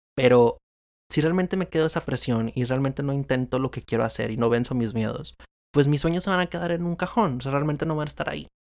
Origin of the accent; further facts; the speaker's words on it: Monterrey, Nuevo León, Mexico; soy de Monterrey, Nuevo León y actualmente vivo todavía en, en Monterrey, Nuevo León